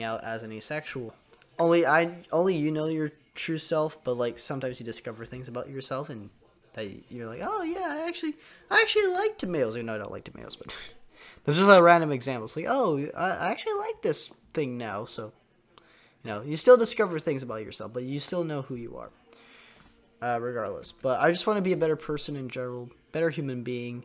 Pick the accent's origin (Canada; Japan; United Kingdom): Canada; I'm Canadian